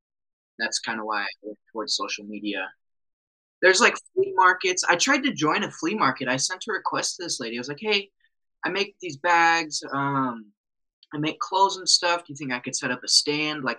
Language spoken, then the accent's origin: English; just outside of Denver, Colorado, United States; moved away as an adult; now in Rapid City, United States; I grew up just outside of Denver